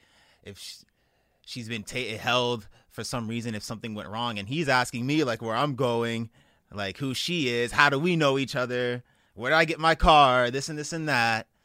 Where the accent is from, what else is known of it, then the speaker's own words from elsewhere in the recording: Calabasas, California, United States; also born or lived in Inglewood, California; I moved to the Valley when I was like 8, and I moved to Calabasas